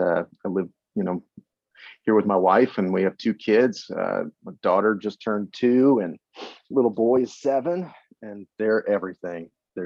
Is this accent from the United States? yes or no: yes; Cincinnati, Ohio, United States; also born or lived in Utah; I lived on campus. I'm from Cincinnati. I mean, when I lived in Utah, I was like a walking Cincinnati billboard.